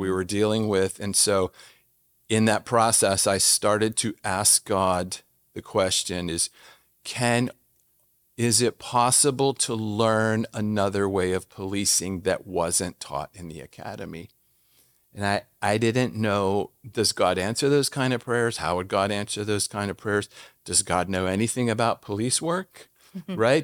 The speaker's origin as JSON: {"language": "English", "town": "Washington", "region": "District of Columbia", "country": "United States", "also_born_or_lived": "Jordan", "moved": "as an adult", "said": "I'm from Washington D.C."}